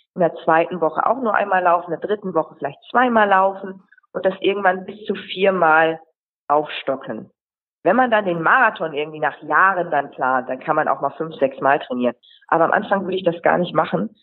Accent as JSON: {"language": "German", "area": "Friesland", "region": "Lower Saxony", "country": "Germany", "also_born_or_lived": "Hamburg", "moved": "as an adult", "said": "ich komme ja aus dem Friesland"}